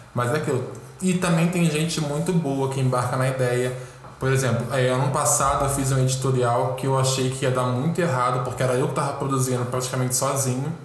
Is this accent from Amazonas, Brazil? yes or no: no; Rio de Janeiro, Brazil; Sou carioca, tenho 26 anos